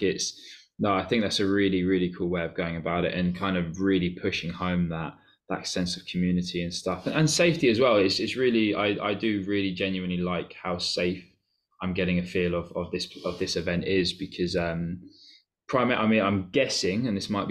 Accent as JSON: {"language": "English", "town": "Cambridge", "region": "East of England", "country": "United Kingdom", "said": "I'm from Cambridge."}